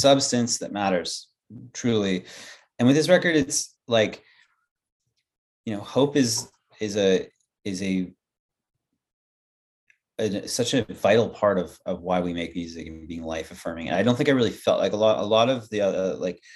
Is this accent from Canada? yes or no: yes; Vancouver, British Columbia, Canada; now in Victoria, Canada; We grew up in Vancouver.